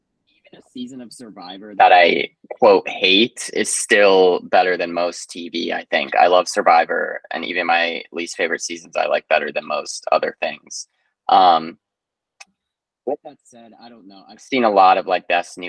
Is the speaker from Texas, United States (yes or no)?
no; Bucks County, Pennsylvania, United States; now in Brooklyn, United States; I am home in Pennsylvania right now, at my childhood home